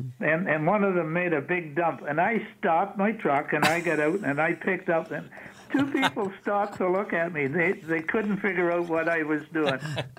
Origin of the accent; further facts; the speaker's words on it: Toronto, Ontario, Canada; I grew up in Toronto, you know, and all like I'm currently 91.